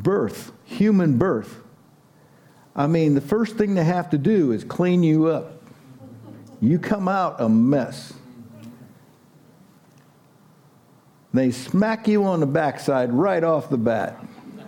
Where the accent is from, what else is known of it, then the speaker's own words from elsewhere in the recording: United States; us Americans